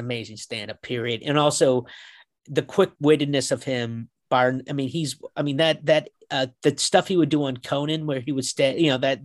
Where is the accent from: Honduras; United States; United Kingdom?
United States; Kansas; moved away; also born or lived in Tucson, Arizona; I'm from Kansas